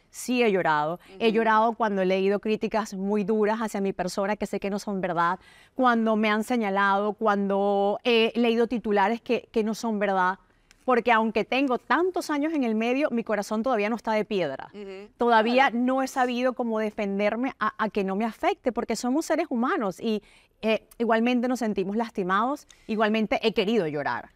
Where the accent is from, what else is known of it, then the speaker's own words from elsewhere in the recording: Caracas, Capital District, Venezuela; moved away; yo vengo de Caracas, Venezuela, nací en un sector que se llama Quinta Crespo